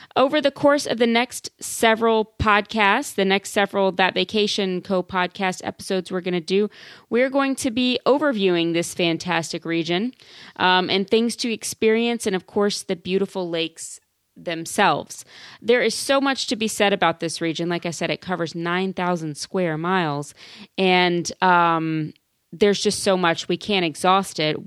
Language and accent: English; Louisiana, United States; I am from Louisiana